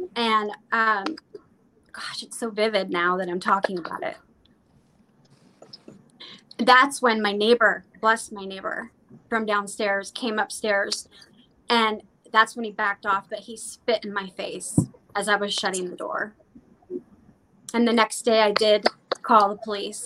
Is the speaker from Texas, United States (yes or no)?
no; Vancouver, Washington, United States; I'm actually from Vancouver, Washington, but it's right next to Oregon.